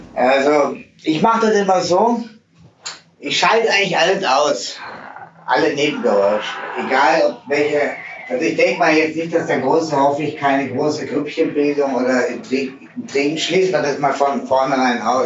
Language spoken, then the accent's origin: German; Swabia, Germany; ich bin geboren im Schwabenländle